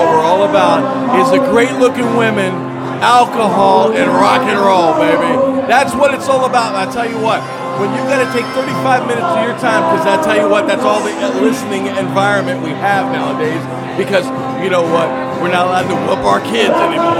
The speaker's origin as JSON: {"language": "English", "town": "Columbus", "region": "Ohio", "country": "United States", "moved": "yes", "lives_now": "Providence, United States", "said": "I'm originally from Columbus, Ohio"}